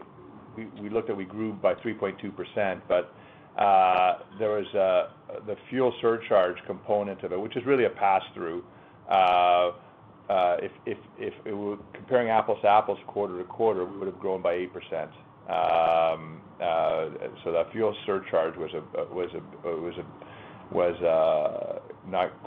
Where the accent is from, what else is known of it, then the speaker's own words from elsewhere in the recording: Canada; I as a proud Canadian, as a Canadian company